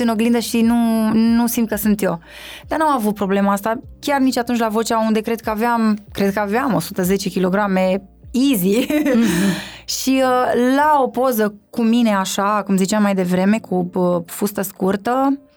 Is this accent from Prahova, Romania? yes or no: no; Sebeș, Alba County, Romania; moved away as an adult; also born or lived in Cluj-Napoca, Romania; now in Bucharest, Romania; Am plecat din Sebeș în Cluj când aveam cred că nici 19 ani nu aveam